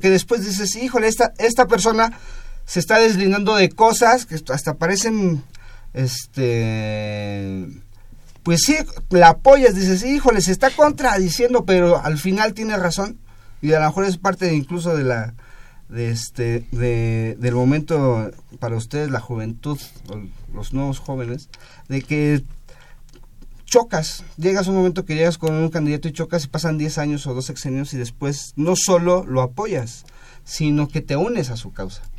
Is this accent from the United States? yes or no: no; Mexico